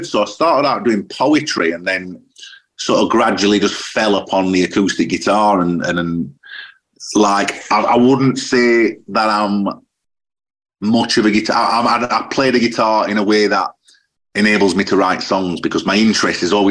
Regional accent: Sheffield, Yorkshire and the Humber, United Kingdom; I don't know if it's because I'm from Sheffield, but I'm always drawn to those cities.

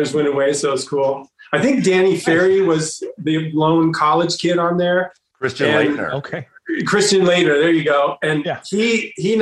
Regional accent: Bay Area, California, United States; I grew up in the Bay Area

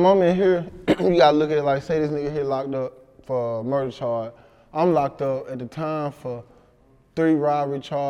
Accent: Helena, Arkansas, United States; I'm from Helena.

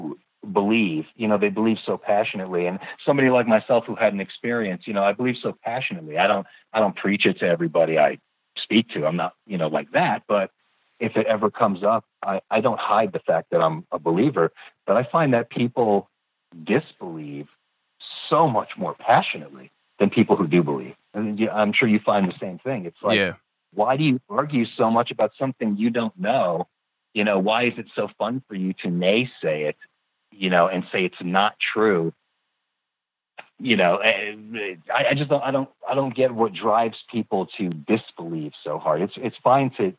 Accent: the Adirondacks in New York, United States; now in California, United States; I grew up camping in the Adirondacks in New York

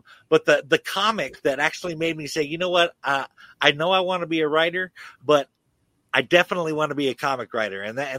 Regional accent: Chico, California, United States; Well, I grew up in Chico, California.

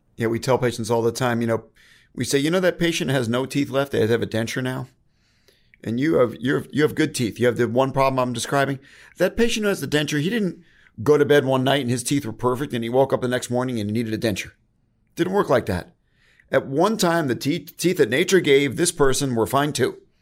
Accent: Connecticut, United States; now in San Diego, United States; I'm from Connecticut. I get the snow

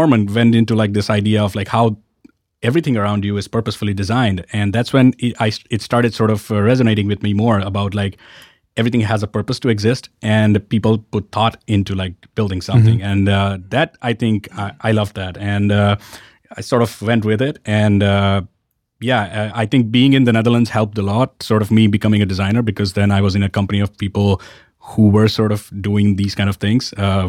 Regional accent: Ahmedabad, Gujarat, India; I grew up in... Ahmedabad, which is a city in the west of India.

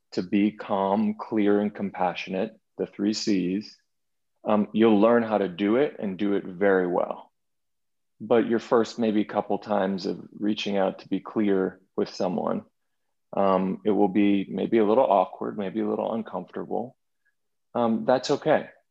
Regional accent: Boston, Massachusetts, United States; moved away as an adult; also born or lived in New York City; growing up in Boston, Massachusetts, and then moving to New York City and living in New York City for 15 years

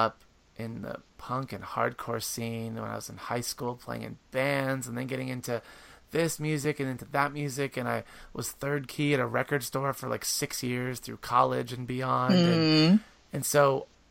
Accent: Pennsylvania, United States; now in Baltimore, United States; I grew up in Pennsylvania

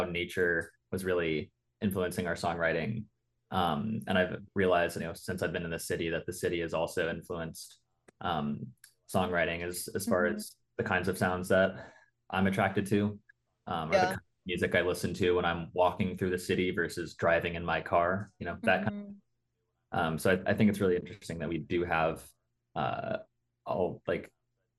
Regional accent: Athens, Georgia, United States; also born or lived in Chapel Hill, North Carolina; I'm from Athens, Georgia, and then went to Chapel Hill

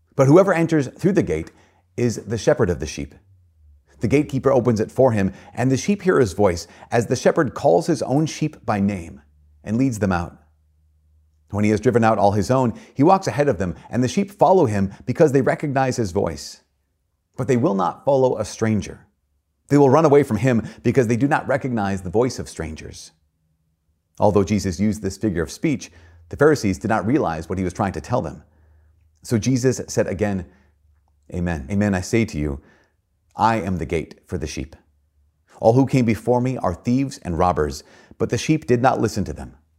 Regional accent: Brainerd, Minnesota, United States; born or raised there; moved away

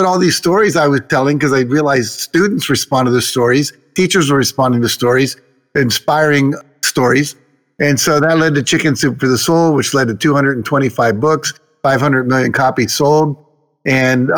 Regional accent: Wheeling, West Virginia, United States; moved away as an adult; also born or lived in Los Angeles; I grew up in Wheeling, West Virginia

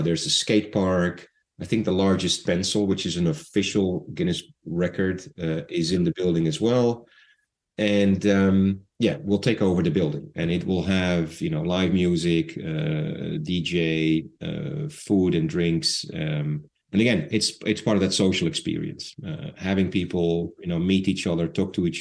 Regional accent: Netherlands; I'm Dutch

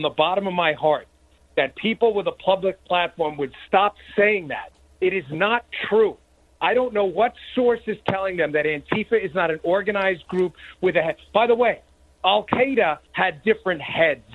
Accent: New York, United States; moved away; also born or lived in Maryland; I grew up in New York

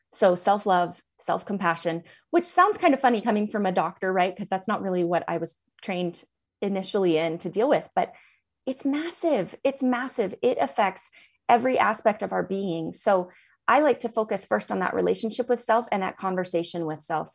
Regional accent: Seattle, Washington, United States; moved away as an adult; now in Salt Lake City, United States; I am originally from Seattle, Washington area, and grew up there

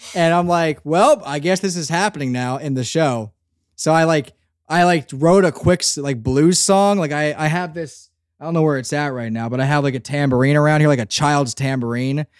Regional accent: Northeast, United States; I'm from the Northeast too

